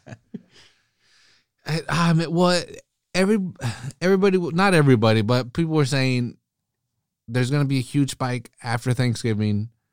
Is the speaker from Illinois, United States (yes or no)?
no; California, United States; I'm from California